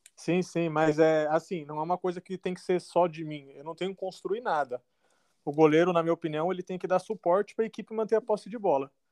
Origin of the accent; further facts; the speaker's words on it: Guarulhos, São Paulo, Brazil; also born or lived in Taubaté; sou de São Paulo, é, nascido em Taubaté, mas criado em Guarulhos